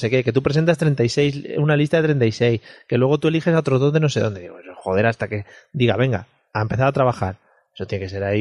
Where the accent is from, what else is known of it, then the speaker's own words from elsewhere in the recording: Spain; Porque somos españoles y muchos españoles.